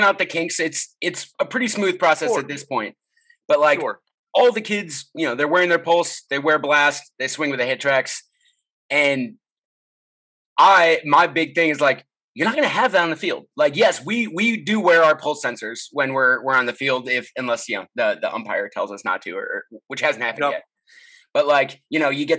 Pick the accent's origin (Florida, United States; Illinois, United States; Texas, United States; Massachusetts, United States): Illinois, United States; Chicago; now in Seattle, United States; I grew up in Chicago